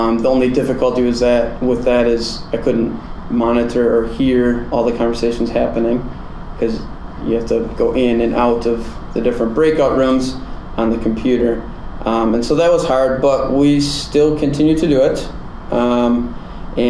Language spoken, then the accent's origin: English; Kimberly, Wisconsin, United States; moved away; my hometown, Kimberly, Wisconsin